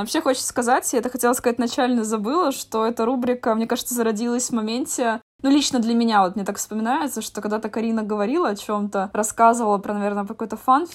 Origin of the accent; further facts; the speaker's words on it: Estonia; я из Эстонии